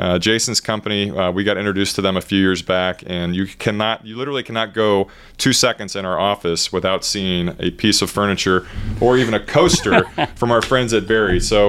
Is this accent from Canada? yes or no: no; Corpus Christi, Texas, United States; I'm from Corpus Christi.